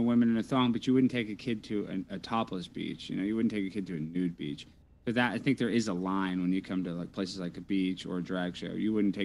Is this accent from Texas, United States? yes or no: yes; Dallas, Texas, United States; I'm from Texas. I talk kind of nasally. I don't know. I'm from Dallas